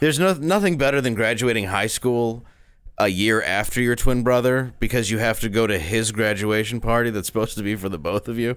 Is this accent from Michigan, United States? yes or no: yes; Grosse Pointe, Michigan, United States; also born or lived in Detroit, Michigan; I grew up in Grosse Pointe, which is like an upscale suburb